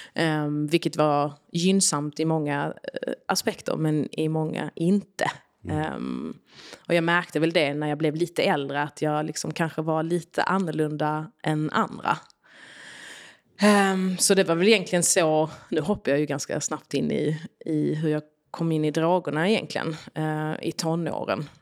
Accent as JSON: {"language": "Swedish", "town": "Arlöv", "region": "Skåne", "country": "Sweden", "tie": "born or raised there", "also_born_or_lived": "Yugoslavia", "said": "Så jag är uppväxt i Arlöv utanför Malmö i en liten familj."}